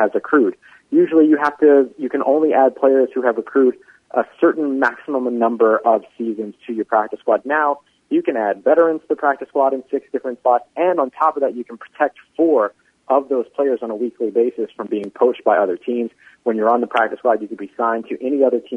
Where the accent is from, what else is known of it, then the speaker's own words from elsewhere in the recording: New Orleans, Louisiana, United States; me growing up in New Orleans